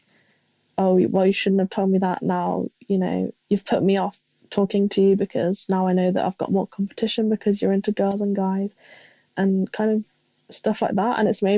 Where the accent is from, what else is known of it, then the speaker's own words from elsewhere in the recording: England, United Kingdom; I'm 18 and I'm from England, if you can tell.